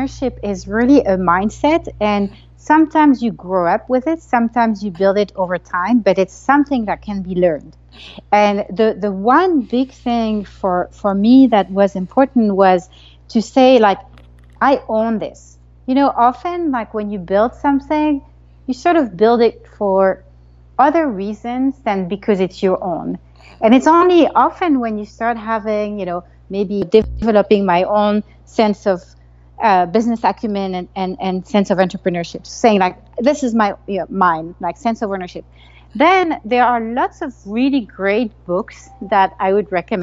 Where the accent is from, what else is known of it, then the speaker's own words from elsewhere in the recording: Paris, Île-de-France, France; moved away as an adult; now in United States; I grew up in Paris, in France